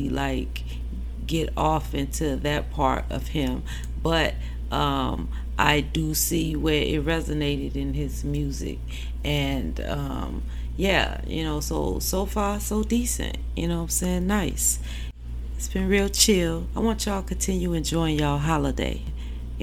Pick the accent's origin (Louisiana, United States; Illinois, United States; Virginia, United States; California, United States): Illinois, United States; Chicago; I'm from Chicago